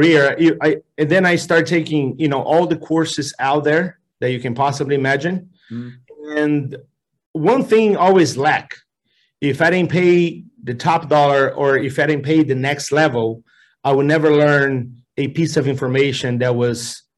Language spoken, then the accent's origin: English; Brazil; moved away as an adult; now in United States; I'm from Brazil, and although I'm a Brazilian